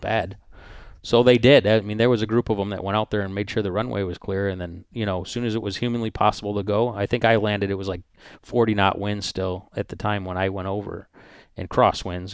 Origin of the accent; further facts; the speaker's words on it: United States; I'm American